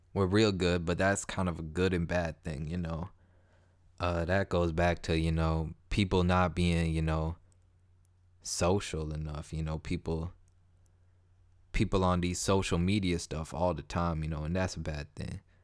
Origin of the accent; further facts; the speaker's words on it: Toronto, Ontario, Canada; I'm from Toronto, Canada